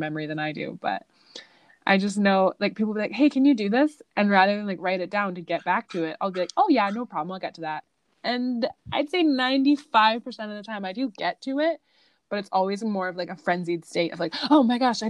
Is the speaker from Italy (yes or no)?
yes; Italy; moved away; growing up in Italy